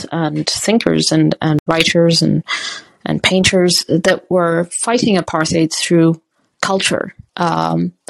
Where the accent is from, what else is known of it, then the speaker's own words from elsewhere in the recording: Botswana; moved away; also born or lived in Lesotho / South Africa; I grew up in Botswana and then in Lesotho. I was born in South Africa.